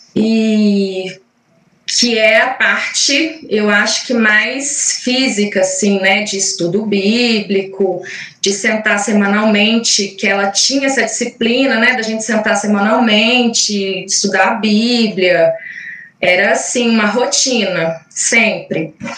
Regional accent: Caratinga, Minas Gerais, Brazil; Eu morava num, em Minas, sou mineira, sou de Caratinga

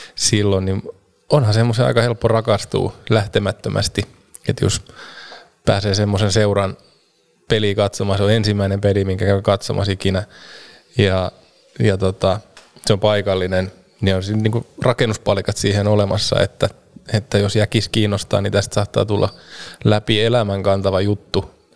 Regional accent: Vahto, Southwest Finland, Finland; mä oon kotoisin Vahdolta, mistä on Turun, Turkuun sitten reilu 20 kilsaa, 25 kilsaa matkaa

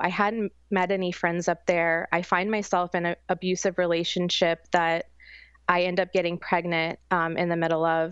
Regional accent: St. Petersburg, Florida, United States; also born or lived in New York City; I was raised here in Saint Petersburg, Florida, since I was one, but my family is actually from the mountains of West Virginia

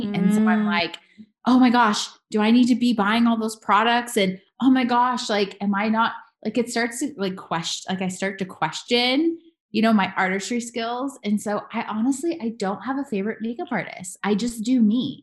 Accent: Louisville, Kentucky, United States; now in Las Vegas, United States; I'm actually born in Louisville, Kentucky. So yeah. I am a girl from the South, a Southern girl, South Midwest

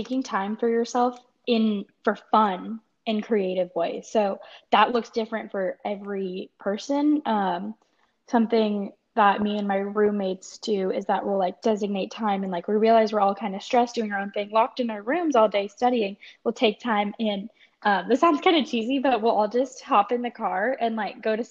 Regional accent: Dallas, Texas, United States; moved away as an adult; now in Austin, United States; I was born and raised in Dallas

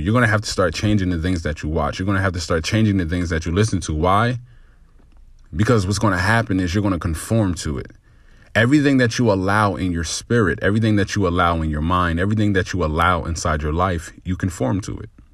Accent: New Jersey, United States; growing up in New Jersey, um, by a single mother

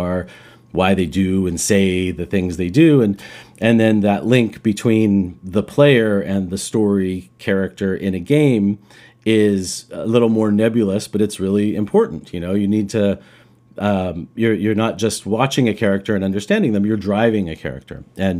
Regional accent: Roswell, New Mexico, United States; now in Vancouver, Canada; I was a kid growing up in New Mexico, in Roswell, New Mexico, which I mentioned to you guys.

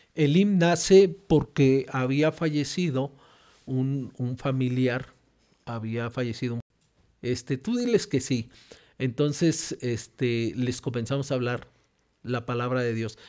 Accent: Guadalajara, Jalisco, Mexico; Nací, nací en Guadalajara y eso, nací en Guadalajara porque mi papá era estudiante en un instituto bíblico

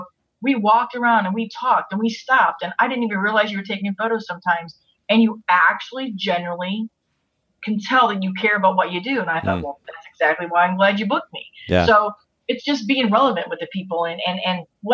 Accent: St. Louis, Missouri, United States; moved away; I'm from St. Louis originally

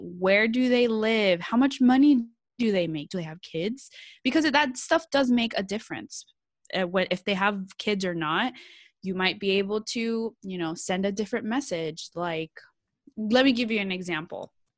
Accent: San Jose, California, United States; I'm from California. I'm from San Jose, Bay Area, like, we say hella out here

